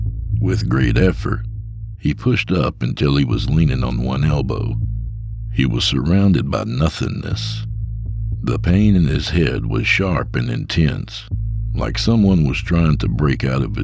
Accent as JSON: {"language": "English", "region": "Texas", "country": "United States", "said": "I'm a Texan."}